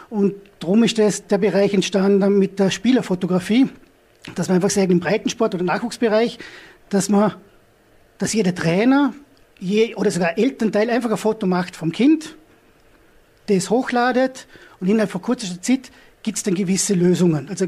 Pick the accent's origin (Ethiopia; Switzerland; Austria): Austria; Hohenems, Vorarlberg; ich komme aus Honems